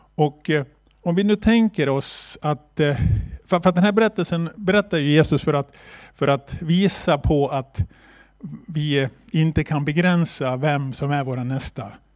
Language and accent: Swedish; Borlänge, Dalarna County, Sweden; also born or lived in China; vi kommer från Bålänge och är med i Korskyrkan i Bålänge